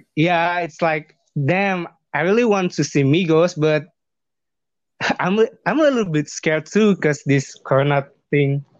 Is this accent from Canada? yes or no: no; Bandung, West Java, Indonesia; English is a second language; now in Jakarta, Indonesia; when I'm living in Jakarta or my hometown, like Bandung